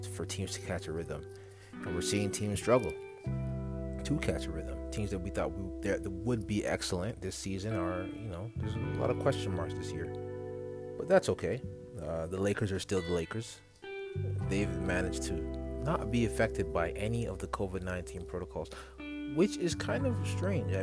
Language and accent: English; Toronto, Ontario, Canada; my hometown Raptors